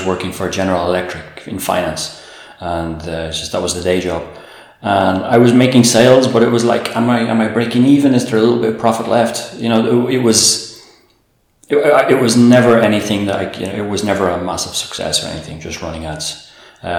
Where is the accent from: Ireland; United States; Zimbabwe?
Ireland; Dublin, Leinster; moved away as an adult; now in Puglia, Italy; I'm Irish, from Dublin